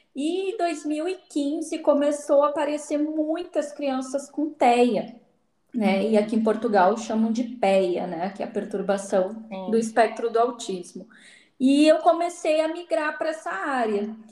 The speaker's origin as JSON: {"language": "Portuguese", "town": "Alegrete", "region": "Rio Grande do Sul", "country": "Brazil", "moved": "as an adult", "said": "eu sou do Alegrete, né? Que é próximo de Santa Maria."}